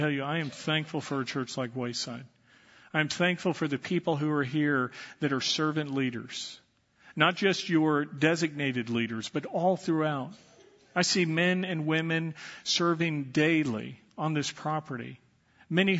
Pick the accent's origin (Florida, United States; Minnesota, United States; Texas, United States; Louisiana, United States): Texas, United States; Dallas; When I was growing up, I was raised in the Catholic Church, and I was an altar boy